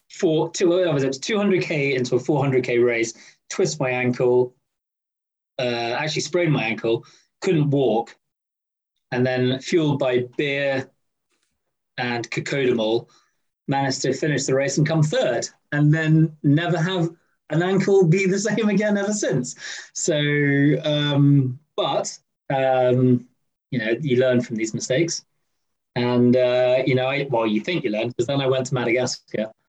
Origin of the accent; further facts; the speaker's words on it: Scotland, United Kingdom; As a Scotsman